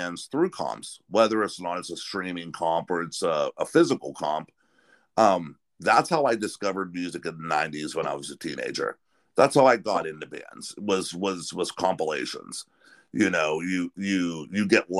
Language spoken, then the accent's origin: English; Pennsylvania, United States; I'm from Pennsylvania here in the States